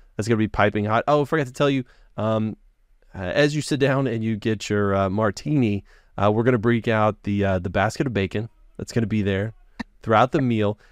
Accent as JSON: {"language": "English", "region": "Texas", "country": "United States", "said": "I'm from Texas, I'm in the South"}